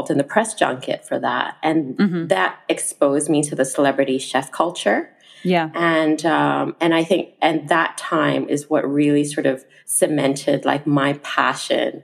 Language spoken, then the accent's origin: English; Malaysia; moved away as an adult; I wanted to be working, you know, in my home country as well